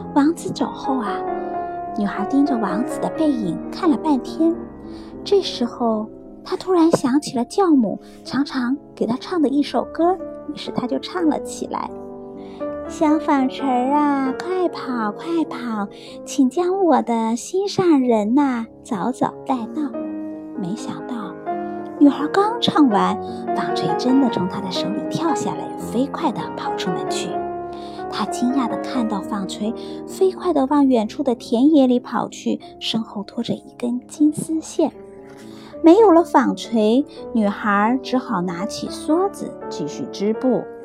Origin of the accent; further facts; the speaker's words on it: China; now in Australia; 我们中国人